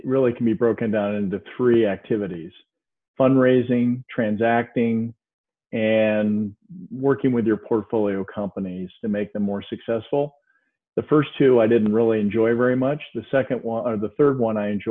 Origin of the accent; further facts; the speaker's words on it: Cleveland, Ohio, United States; I reside near Cleveland, Ohio, which is my hometown